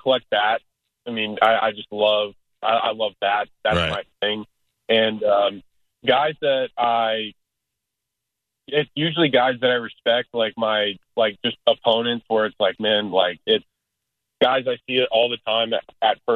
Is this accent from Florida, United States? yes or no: yes; Tampa, Florida, United States; three of the participants are born and raised in Tampa